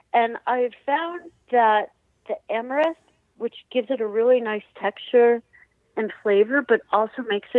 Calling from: Rhinebeck, New York, United States; I'm calling from Rhinebeck, New York.

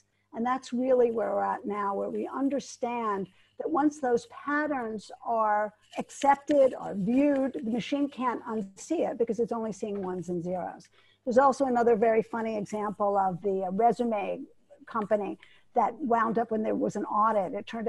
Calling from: Geneva, Switzerland; Hi, I'm calling in from Geneva, Switzerland.

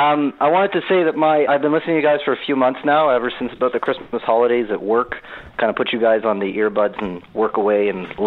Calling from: Montreal, Quebec, Canada; accent: Canadian; That's right. Calling from Quebec, actually. So the French bit, hilarious.

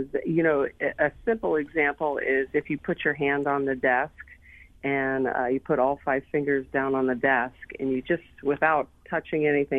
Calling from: Austin, Texas, United States; Austin, Texas.

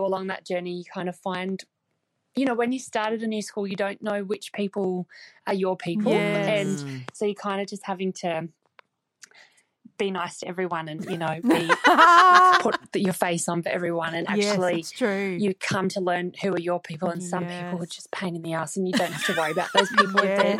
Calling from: New Zealand; I'm calling from New Zealand.

